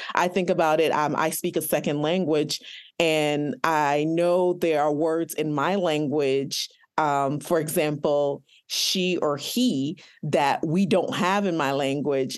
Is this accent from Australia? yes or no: no; Nigeria; I am Nigerian